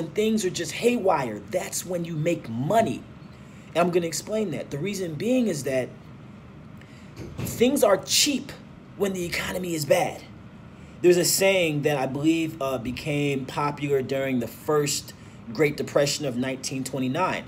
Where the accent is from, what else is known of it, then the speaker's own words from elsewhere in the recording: St. Louis, Missouri, United States; also born or lived in Nigeria; I was actually born and raised in St. Louis